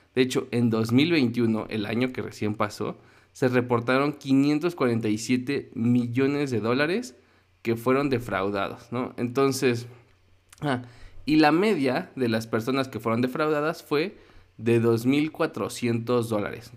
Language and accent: Spanish; Mexico City, Mexico; como chilango